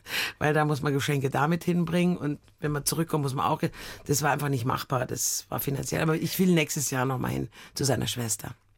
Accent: Munich, Bavaria, Germany; ich bin aus München

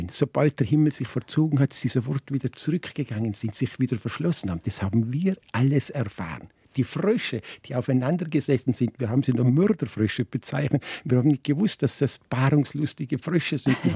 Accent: Tyrol, Austria; Ich bin ein Lechtaler

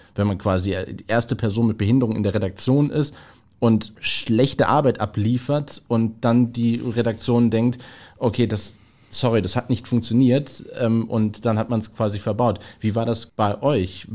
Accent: Essen, North Rhine-Westphalia, Germany; in Essen, in meiner Heimatstadt

